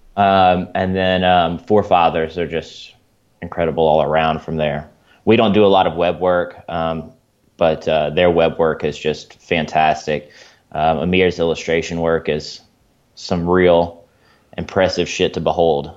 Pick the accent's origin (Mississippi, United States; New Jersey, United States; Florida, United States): Mississippi, United States; Mississippi Delta, United States; also born or lived in Missouri; now in Springfield, United States; I'm from the Mississippi Delta originally